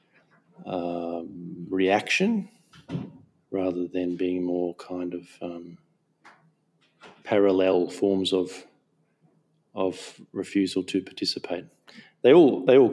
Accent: Darwin, Northern Territory, Australia; moved away as an adult; also born or lived in Townsville, Queensland / Gulf of Carpentaria (ancestry); now in Melbourne, Australia; I myself and my mother were born in Townsville. I lived there till I was 9, and then I moved to Darwin, and I grew up in Darwin. I lived in Darwin for 20 years, and then about 15, 16 years ago I moved to the Melbourne or Nam area

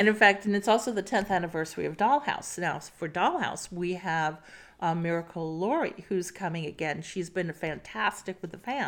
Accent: New York City, New York, United States; When I grew up in New York City

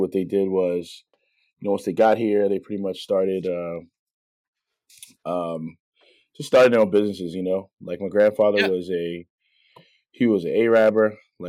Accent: Baltimore, Maryland, United States; So I was born in West Baltimore. Growing up, I pretty much lived every corner of Baltimore City. I call myself like an inner city, not a army brat, but a Baltimore City brat. So I grew up in West Baltimore

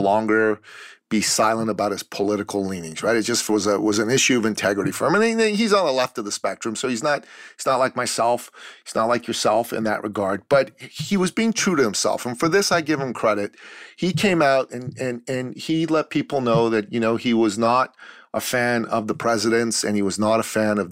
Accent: Iran; moved away; I'm a Christian from the Middle East, from Iran. I left my country because I used to live in tyranny, and I came to the free West

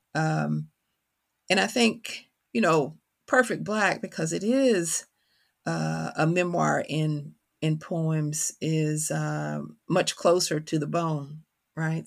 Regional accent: Kentucky, United States; accent: country; Always been from Kentucky, carry that on my tongue

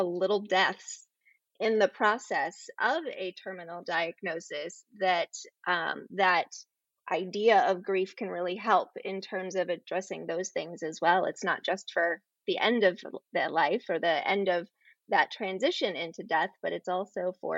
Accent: Ohio, United States; born there; also born or lived in Florida; So I was born in the Midwest. I was born up in Ohio and lived most of my life as a child with my dad as a pastor with a non-denominational group. So we moved around a great deal, but I graduated from high school and ended up in Florida.

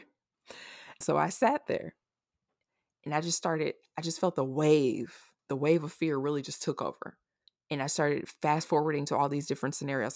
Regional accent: Omaha, Nebraska, United States; also born or lived in Austin, Texas; I'm originally from Omaha, Nebraska

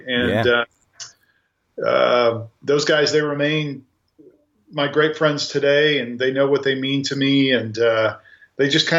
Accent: Grandview, Missouri, United States; I grew up in a south suburb of Kansas City called Grandview

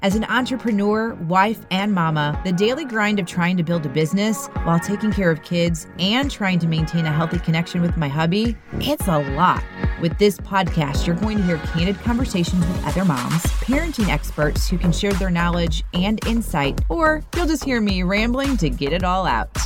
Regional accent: St. Louis, Missouri, United States; I am from the Saint Louis area

